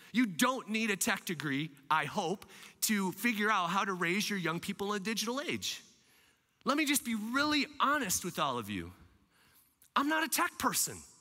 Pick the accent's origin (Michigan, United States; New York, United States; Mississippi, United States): Michigan, United States; also born or lived in Lansing area, Michigan / Kalamazoo, Michigan / Grand Rapids, Michigan; I'm a Michigander. I love taking care of my friends here in Michigan. Now, I'm a west side of Michigander